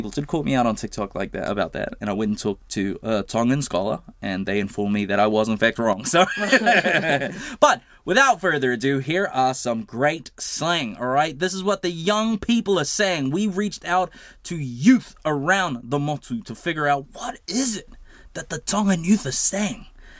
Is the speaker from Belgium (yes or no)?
no; Samoa; But it's the same in Samoan. Like, we say Samoa is like, it's like nganga ah